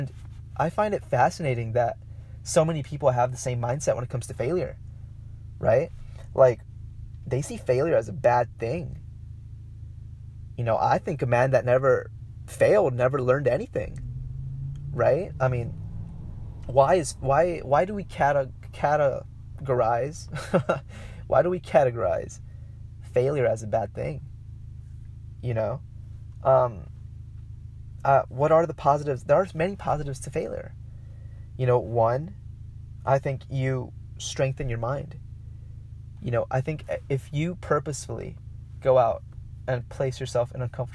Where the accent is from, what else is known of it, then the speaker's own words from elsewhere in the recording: Mexico; accent: Mexican; my Mexican accent came out